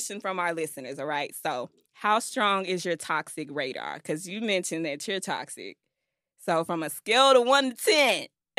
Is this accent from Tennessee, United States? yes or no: yes; Memphis, Tennessee, United States; I'm from Memphis.